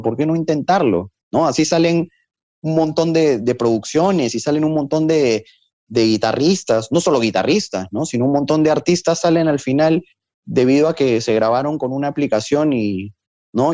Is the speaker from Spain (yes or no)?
no; Peru; Yo les decía, de Perú.